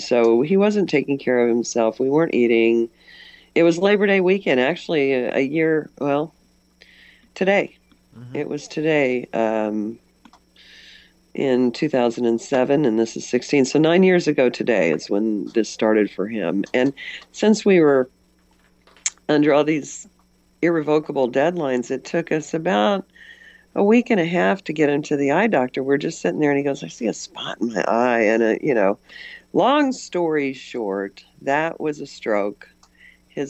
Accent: West Central Missouri, United States; I'm from West Central Missouri

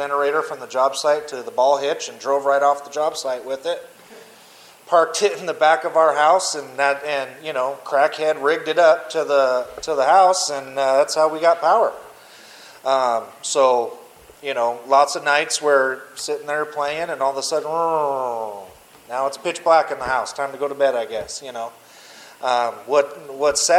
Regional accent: Mesa, Arizona, United States; I grew up in East Mesa, Lindsay and McKellop. So I'm born and raised here in Arizona

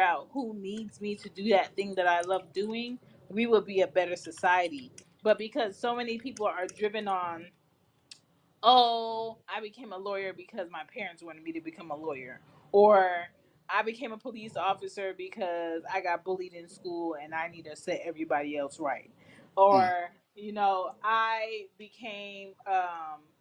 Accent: Jamaica; I'm Jamaican

